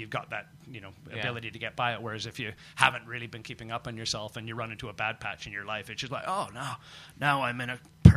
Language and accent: English; Canada; being a Canadian growing up next to an American market